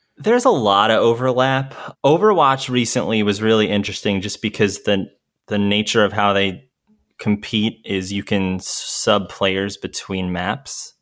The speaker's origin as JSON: {"language": "English", "region": "New York", "country": "United States", "also_born_or_lived": "Denver", "moved": "as an adult", "said": "I was from New York"}